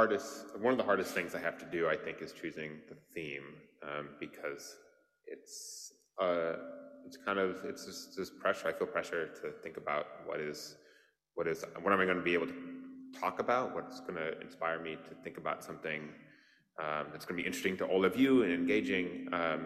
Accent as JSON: {"language": "English", "region": "Wisconsin", "country": "United States", "tie": "born or raised there", "moved": "yes", "said": "I grew up in Wisconsin and we're Packers fans"}